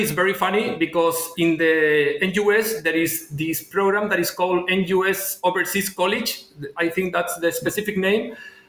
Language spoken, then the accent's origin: English; Chile